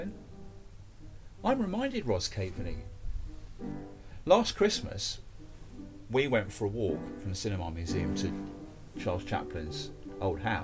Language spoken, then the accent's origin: English; Brighton, South East England, United Kingdom; I'm from Brighton